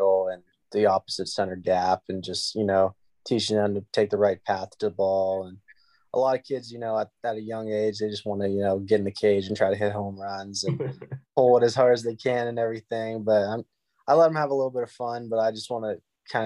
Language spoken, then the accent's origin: English; Latrobe, Pennsylvania, United States; Right now, I'm back in my hometown in Latrobe, Pennsylvania